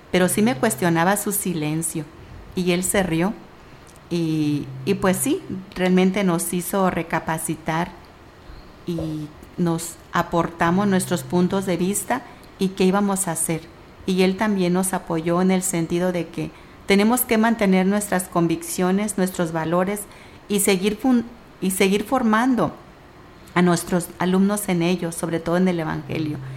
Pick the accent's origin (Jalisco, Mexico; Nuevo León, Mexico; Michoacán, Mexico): Michoacán, Mexico; yo soy del estado de Michoacán, a mucha honra